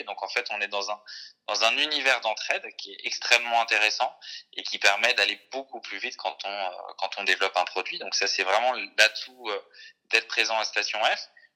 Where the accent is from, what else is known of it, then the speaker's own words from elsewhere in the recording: Jura, Bourgogne-Franche-Comté, France; moved away; je, crois que je suis né dans le Jura et en fait, là-bas, c'est un ancien terrain lapidaire.